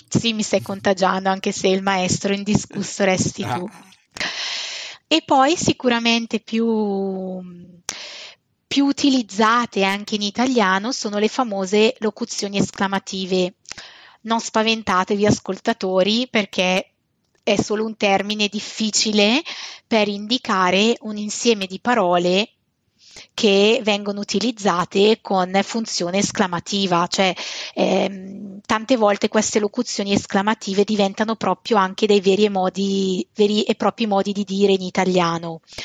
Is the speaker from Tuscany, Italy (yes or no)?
no; Bergamo, Lombardy, Italy; e noi bergamaschi condiamo effettivamente le frasi con questo pota